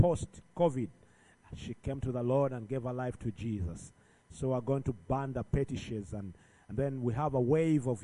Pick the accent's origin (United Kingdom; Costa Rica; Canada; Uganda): Uganda; I'm from Uganda, all the way about 7,000 something miles